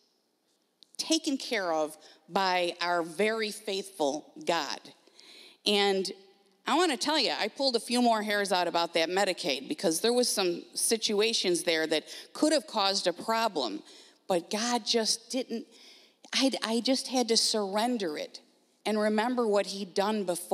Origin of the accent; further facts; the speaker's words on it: Grand Island, New York, United States; moved away; We are originally from Grand Island, New York